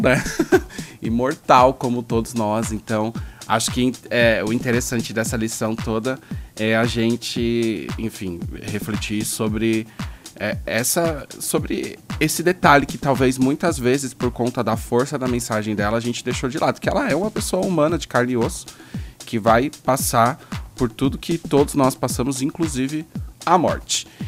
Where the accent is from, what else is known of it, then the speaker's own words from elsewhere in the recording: Brazil; sendo brasileiro